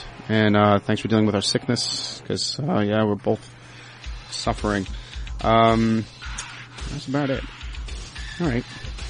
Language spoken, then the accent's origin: English; Port Jefferson, New York, United States; we're both from Long Island